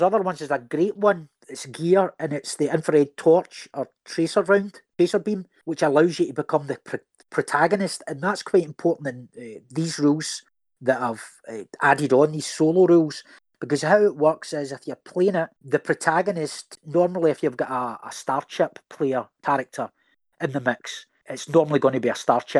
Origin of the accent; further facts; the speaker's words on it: Scotland, United Kingdom; I'm a Scotsman myself.